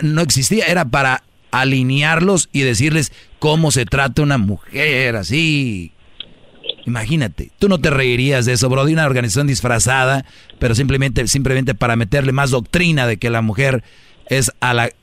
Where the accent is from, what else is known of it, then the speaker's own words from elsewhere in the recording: northern Mexico, Mexico; así hablo yo fuerte. Soy del norte